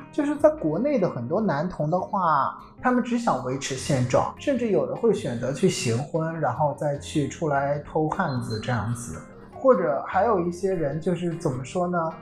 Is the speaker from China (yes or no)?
yes; northern China, China; moved away as an adult; 我是在我的成长环境当中，在中国北方